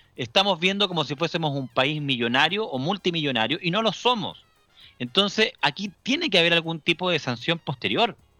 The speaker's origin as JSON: {"language": "Spanish", "country": "Chile", "said": "cómo somos nosotros los chilenos"}